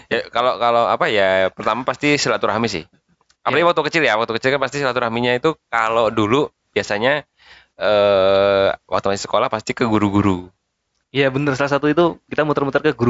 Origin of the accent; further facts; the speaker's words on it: Kalimantan, Indonesia; karena aku dulu ya lebaran waktu kecil di Kalimantan ada lebaran juga di sana